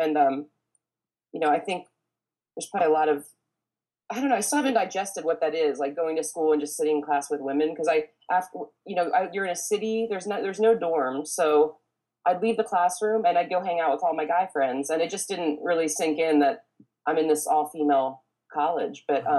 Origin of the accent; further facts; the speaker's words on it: Harrisburg, Pennsylvania, United States; moved away as an adult; also born or lived in Philadelphia / New York; now in Los Angeles, United States; No, I grew up in outside Harrisburg, Pennsylvania.